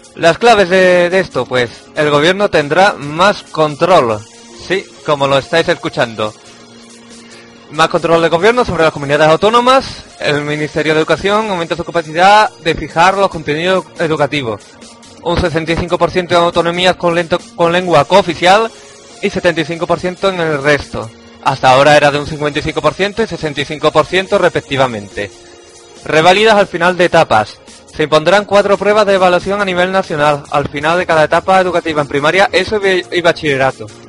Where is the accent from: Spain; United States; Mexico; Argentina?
Spain; Cádiz, Andalusia; aquí de Cádiz, de mi tierra